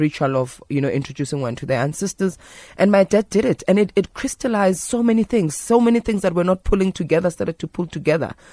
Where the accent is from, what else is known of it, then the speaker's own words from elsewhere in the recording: Johannesburg, Gauteng, South Africa; as a young woman growing up in Alexandra